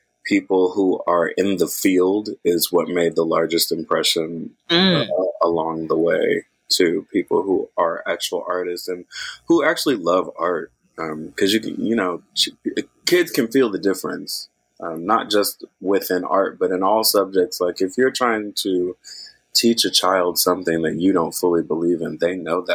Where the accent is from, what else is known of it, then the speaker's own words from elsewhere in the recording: Oakland, California, United States; also born or lived in Berkeley; I'm from Oakland. I grew up in the Bay Area, mostly to Oakland and Berkeley